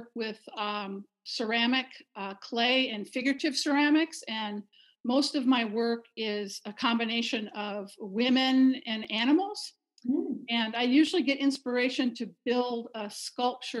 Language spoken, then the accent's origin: English; Michigan, United States; moved away as an adult; also born or lived in Fairbanks, Alaska; now in Eagle River, United States; I come from winter people. I'm from Michigan.